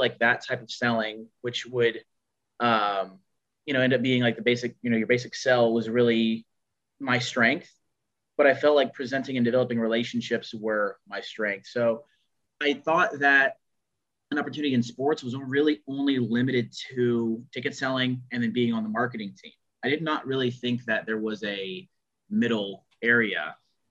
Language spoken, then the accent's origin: English; Houston, Texas, United States; We really didn't have a team growing up in Houston, for a football team per se.